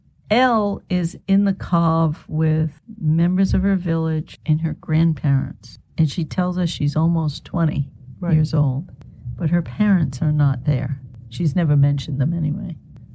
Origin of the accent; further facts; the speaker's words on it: United States; I'm just an American kid